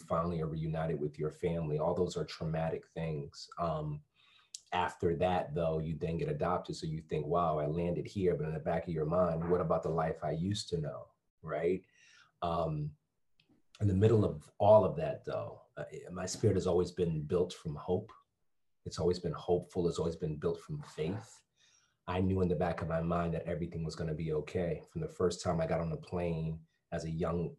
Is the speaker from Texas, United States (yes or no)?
no; Bridgeport, Connecticut, United States; moved away; also born or lived in Stamford, Connecticut / Florida; And my folks eventually moved to Bridgeport. And I grew up in Bridgeport